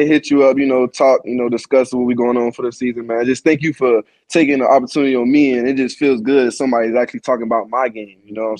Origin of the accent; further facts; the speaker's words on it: Savannah, Georgia, United States; I'm a kid from Savannah, Georgia